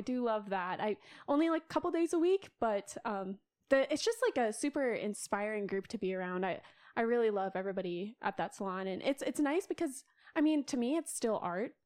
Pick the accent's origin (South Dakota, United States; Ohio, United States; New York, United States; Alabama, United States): South Dakota, United States; Sioux Falls; moved away as an adult; now in Minneapolis, United States; I was born and raised in Sioux Falls, South Dakota